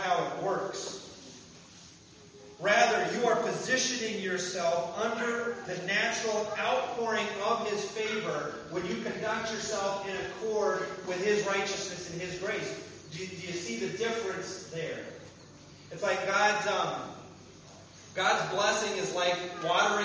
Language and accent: English; Kansas, United States; I grew up in Kansas.